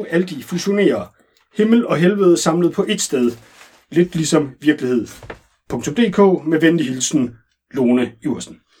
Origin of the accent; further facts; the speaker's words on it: Vejle, Southern Denmark, Denmark; now in Copenhagen, Denmark; Jeg kommer oprindeligt fra Vejle, men har boet i København en del år, oven i købet på Østerbro.